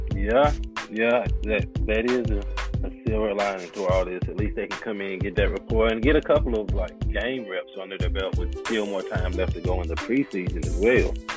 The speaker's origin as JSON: {"language": "English", "region": "North Carolina", "country": "United States", "moved": "yes", "lives_now": "Memphis, United States", "said": "I'm originally from North Carolina and currently reside in Memphis"}